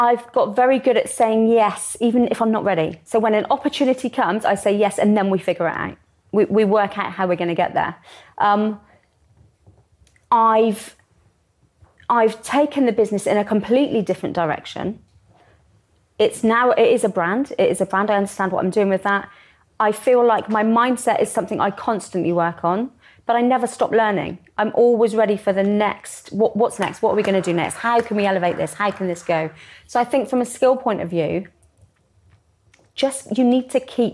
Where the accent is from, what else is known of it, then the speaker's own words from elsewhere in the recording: Somerset, South West England, United Kingdom; I'm from Somerset